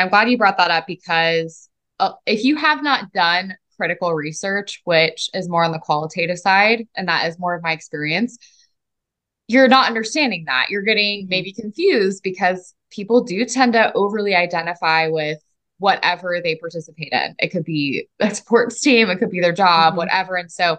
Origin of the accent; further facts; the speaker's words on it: Mississippi, United States; So I grew up in Mississippi, despite me lacking an accent, as you may notice, although it does come out a little bit when I'm angry and or intoxicated. And my family was not from the South.